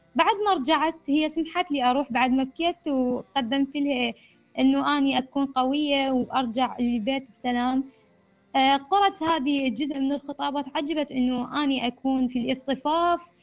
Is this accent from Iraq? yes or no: yes; Iraq; مجتمعنا العراقي